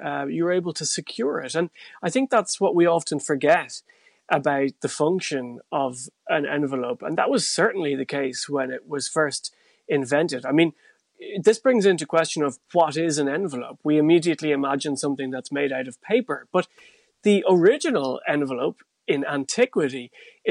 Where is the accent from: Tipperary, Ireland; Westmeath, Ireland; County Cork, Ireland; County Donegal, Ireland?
Tipperary, Ireland; North; When I grew up in North Tipperary